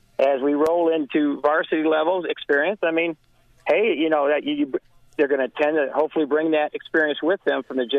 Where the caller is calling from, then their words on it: Florida, United States; No, I am calling you from Roger Williams Field.